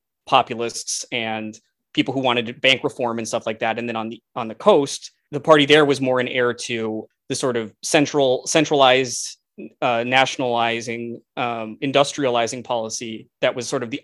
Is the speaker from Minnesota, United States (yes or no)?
yes; Minnesota, United States; growing up in Minnesota